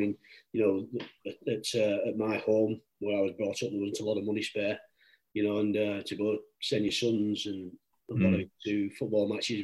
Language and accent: English; Wigan, North West England, United Kingdom; I was born in Wigan. So Wigan was my first love, really.